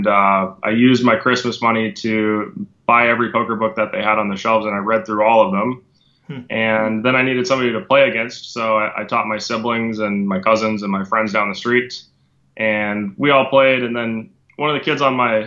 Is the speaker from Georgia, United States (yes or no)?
no; Minnesota, United States; moved away as an adult; now in Fort Lauderdale, United States; I used to be a Minnesota native. I was born and raised there, and I moved down here when I was 20 years old.